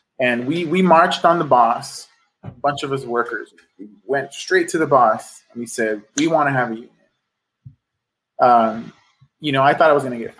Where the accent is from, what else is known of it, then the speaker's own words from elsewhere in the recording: Los Angeles, California, United States; I'm a lifelong Angeleno. I grew up in South Central.